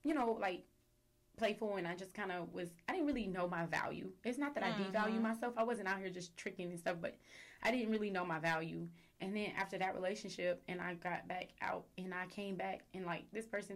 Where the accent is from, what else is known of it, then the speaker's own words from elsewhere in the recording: Houston, Texas, United States; moved away as an adult; also born or lived in Dallas; I'm from Houston. I'm from Southwest